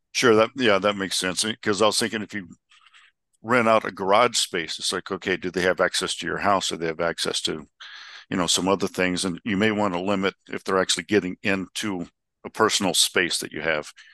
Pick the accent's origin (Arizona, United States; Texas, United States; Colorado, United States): Arizona, United States; Scottsdale; my hometown of Scottsdale